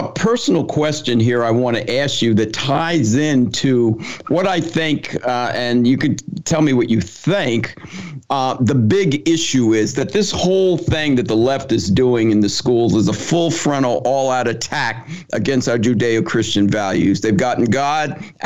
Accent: New Jersey, United States; moved away as an adult; also born or lived in Ohio; I'm from New Jersey

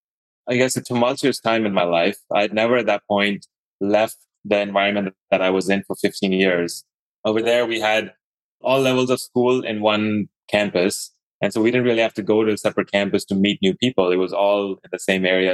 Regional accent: Dubai, United Arab Emirates; also born or lived in Idaho; now in Atlanta, United States; I was born and brought up in Dubai, the Middle East, and kind of like it was the Middle East, but there were a lot of Indians there

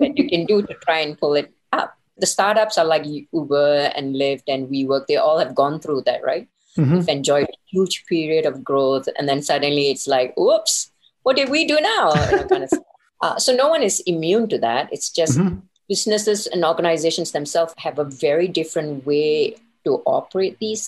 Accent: Singapore; moved away as an adult; also born or lived in Elko, Nevada; Coming from Asia, I'm from Singapore

